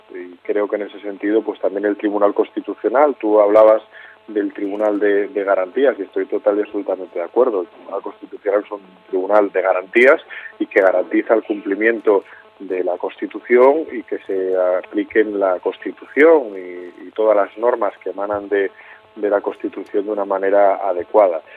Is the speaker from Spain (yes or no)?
yes; San Facundo, Asturias, Spain; mi pueblo, un pueblo precioso, San Facundo, en el concejo de Tineo